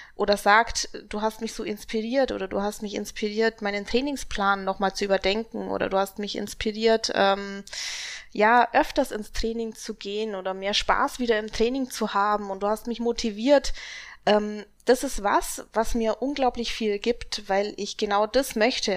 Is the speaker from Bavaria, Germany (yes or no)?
yes; Augsburg, Bavaria, Germany; Und ich komme aus Augsburg.